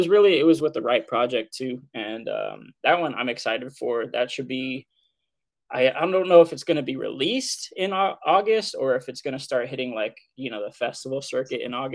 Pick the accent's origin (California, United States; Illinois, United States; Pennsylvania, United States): California, United States; Southern; moved away as an adult; also born or lived in Santa Fe, New Mexico; I'm from Southern California originally.